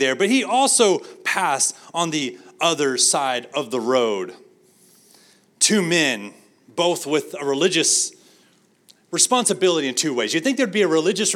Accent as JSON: {"language": "English", "town": "San Angelo", "region": "Texas", "country": "United States", "tie": "born or raised there", "lives_now": "Arlington, United States", "said": "my hometown, San Angelo"}